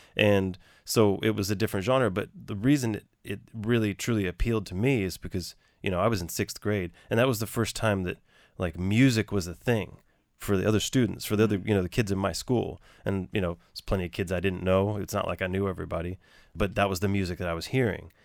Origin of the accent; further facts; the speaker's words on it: Galveston, Texas, United States; now in New York, United States; I grew up in Galveston, and you know, Galveston's its own town, its own city, its own island